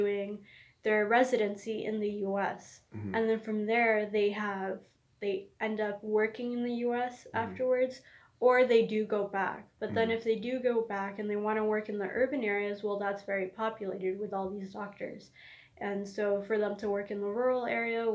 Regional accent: Canada; moved away; I was raised in Canada

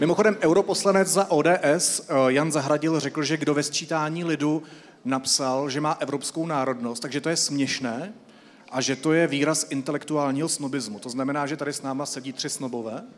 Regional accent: Czechia; jako Češi

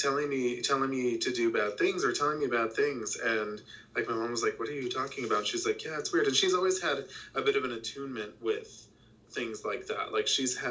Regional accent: South Texas, United States; I grew up in South Texas.

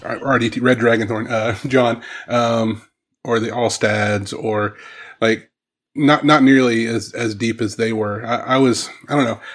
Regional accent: Southwest Missouri, United States; moved away; also born or lived in Ohio; I grew up in Southwest Missouri.

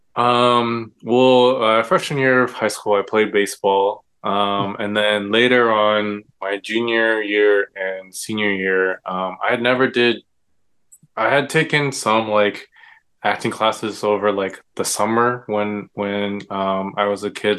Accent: Irvine, California, United States; also born or lived in Davis, California / Los Angeles, California; I grew up in Orange County in uh, Irvine. We, uh, we call it the bubble, I guess. Um, yeah, I grew up in Irvine

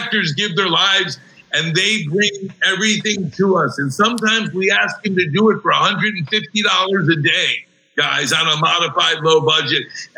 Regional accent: South Florida, United States; moved away as an adult; now in California, United States; I grew up in South Florida, though. So I'm used to it. Now that I live in California for almost 6 years

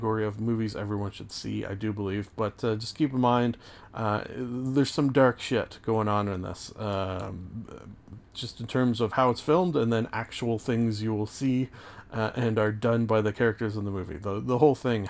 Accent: Canada; I am Canadian

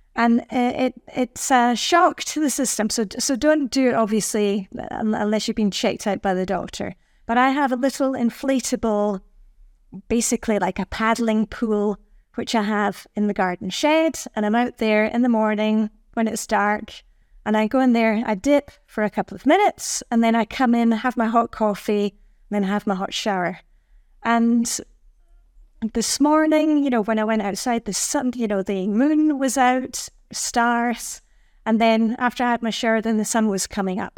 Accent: Edinburgh, Scotland, United Kingdom; moved away as an adult; also born or lived in Luxembourg; now in Denmark; I'm from Edinburgh, Scotland, where it's also very dark and cold in the winter

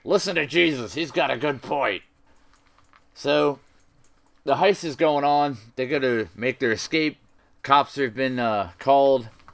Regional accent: United States; I'm an American

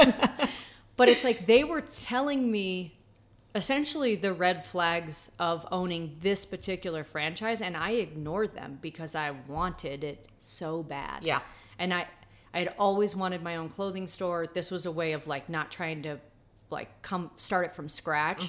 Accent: Atlanta, Georgia, United States; I was born and raised in Atlanta

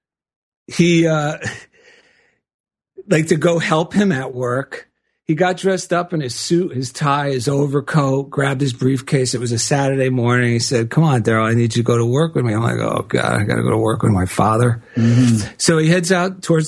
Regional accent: New Jersey, United States; now in Culver City, United States; I grew up back in New Jersey

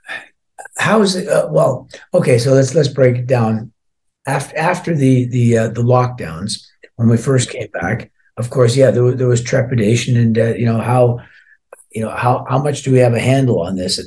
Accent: Scotland, United Kingdom; although I was born in Scotland, I'm only half Scottish. My dad was from Ireland.

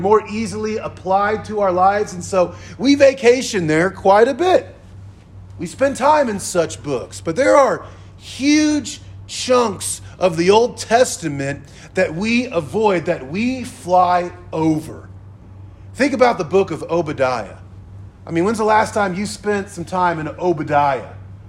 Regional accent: Kansas, United States; My son was born there. My wife and I met and married there. And so whenever we tell someone we're from Kansas, they kind of go, Kansas.

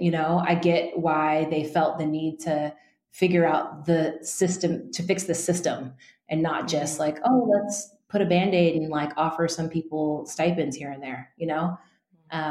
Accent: Northern California, United States; I grew up in Northern California uh, among a pretty white community.

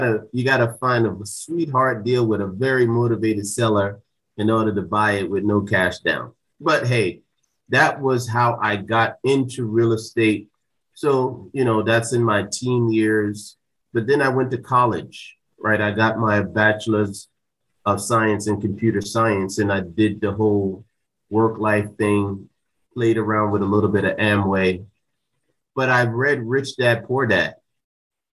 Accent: Jersey City, New Jersey, United States; moved away; I grew up in Jersey City, New Jersey

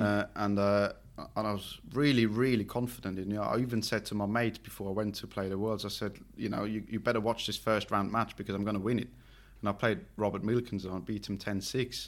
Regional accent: Switzerland; English is a second language

